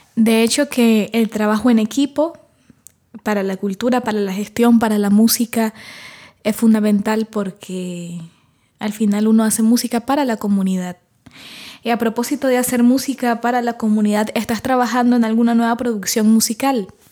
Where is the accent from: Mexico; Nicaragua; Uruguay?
Nicaragua; soy cantautora nicaragüense